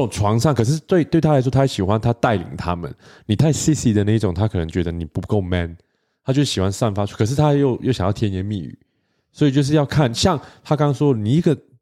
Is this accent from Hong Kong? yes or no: no; Taiwan; 作为一个台湾人